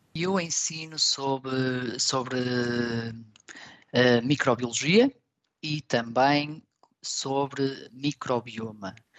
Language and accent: Portuguese; Portugal; moved away as an adult; now in Stuttgart, Germany; nós portugueses